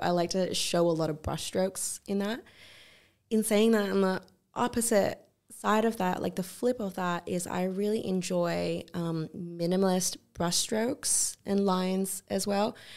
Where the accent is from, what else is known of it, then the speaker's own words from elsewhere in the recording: Australia; growing up in Australia